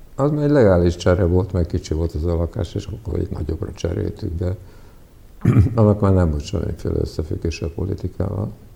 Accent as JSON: {"language": "Hungarian", "country": "Hungary", "tie": "born or raised there", "also_born_or_lived": "Prague, Czechia", "first_language": "Serbian", "second_language": "Hungarian", "said": "így kezdődött az én magyar nyelvtanulásom, hogy fociztunk az utcán"}